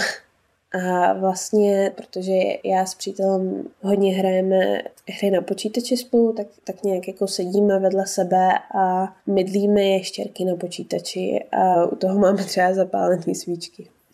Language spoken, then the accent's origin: Czech; Mariánské Lázně, Karlovy Vary Region, Czechia; moved away as an adult; also born or lived in Domažlice, Czech Republic; now in Denmark; když jsem vyrůstala v Mariánských Lázních, tak jsme bydleli v takovém